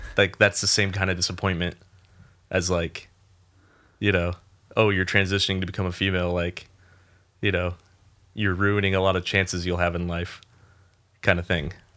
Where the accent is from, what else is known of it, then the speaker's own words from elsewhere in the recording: Rio Grande, United States; also born or lived in Ventura, California; I was born in Ventura and moved to Rio Grande when I was four.